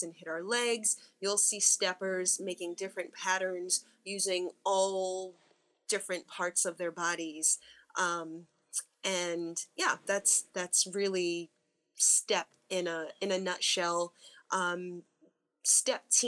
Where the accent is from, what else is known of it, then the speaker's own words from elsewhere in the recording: Newark, New Jersey, United States; also born or lived in Western Massachusetts; growing up in Newark, New Jersey